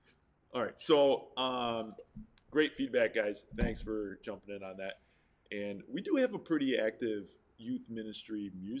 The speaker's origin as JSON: {"language": "English", "country": "United States", "said": "I'm from the South Towns. We would play Ultimate Frisbee all the time."}